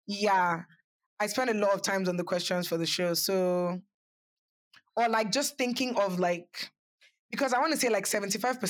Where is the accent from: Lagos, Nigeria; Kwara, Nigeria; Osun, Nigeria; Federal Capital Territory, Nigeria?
Federal Capital Territory, Nigeria; Abuja; moved away; I grew up in Abuja